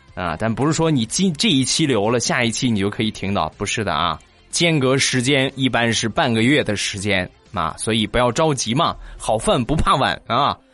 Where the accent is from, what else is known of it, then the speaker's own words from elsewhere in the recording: Rizhao, Shandong, China; 就是在咱们中国山东日照。 ，啊，也就是我的家乡